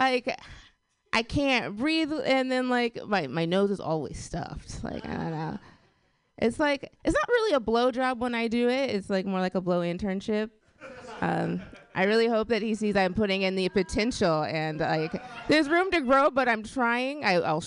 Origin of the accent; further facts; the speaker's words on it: Portland, Oregon, United States; I'm from Portland. Yeah, it's exciting. If you don't know about Portland, Portland's very white